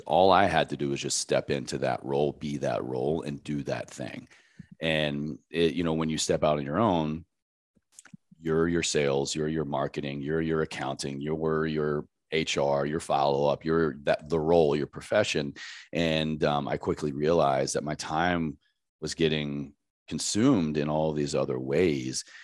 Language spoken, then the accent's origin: English; Roanoke, Virginia, United States; moved away as an adult; also born or lived in Washington, D.C.; now in Los Angeles, United States; I grew up in Southwest Virginia in a very tiny town called Roanoke